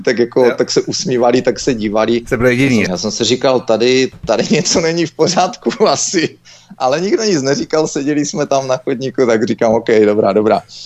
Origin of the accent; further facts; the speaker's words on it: Czechia; moved away; also born or lived in Canada; jako správní Češi